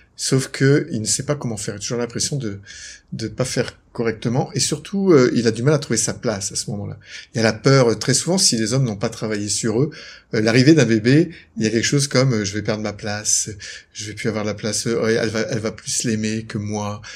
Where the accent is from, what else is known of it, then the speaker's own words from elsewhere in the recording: Lille, Hauts-de-France, France; moved away as an adult; also born or lived in Aix-en-Provence / Quebec; now in Noirmoutier, France; je suis originaire de Lille, j'aime bien le dire, je suis un ch'ti